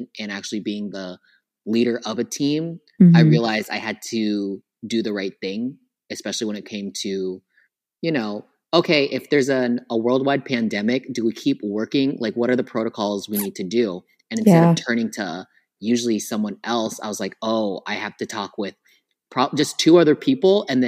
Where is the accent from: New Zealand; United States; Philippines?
Philippines; And on top of that, I'm Filipino. So Filipino time plus island time